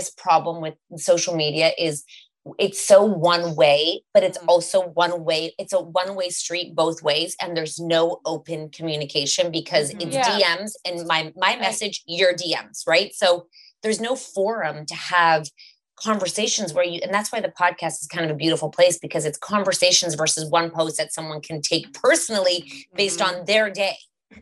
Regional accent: Canada; we're from Canada and we're quite liberal and open here

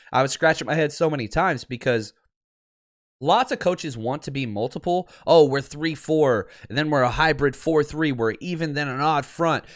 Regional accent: the South, United States; now in California, United States; I'm from the South

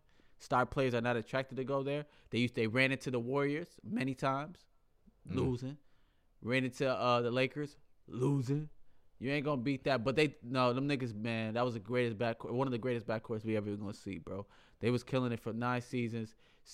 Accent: Kenya; You know Kenya. I'm from Kenya, right?

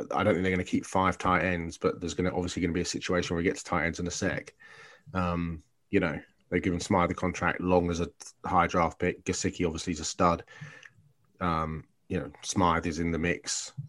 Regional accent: United Kingdom; growing up in Britain, as I did

